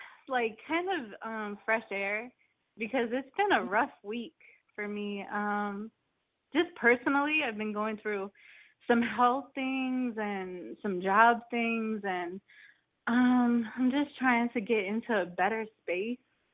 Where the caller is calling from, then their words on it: New Port Richey, Florida, United States; I'm calling from Newport Richey.